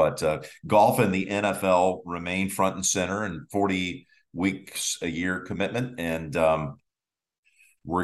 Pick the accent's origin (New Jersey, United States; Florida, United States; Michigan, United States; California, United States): New Jersey, United States; Colts Neck; also born or lived in Marlboro, New Jersey; We grew up together again in Colts Neck